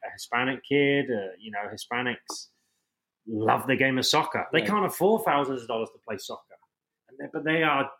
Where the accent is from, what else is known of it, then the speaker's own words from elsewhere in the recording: Portsmouth, South East England, United Kingdom; moved away as an adult; also born or lived in Tyler, Texas; growing up in England